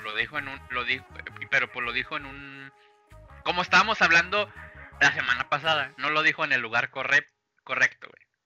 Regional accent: Mexico; Somos mexicanos

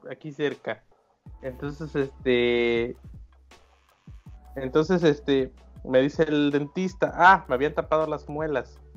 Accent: Veracruz, Mexico; no, no, no tengo esas costumbres, güey. Soy jarocho.

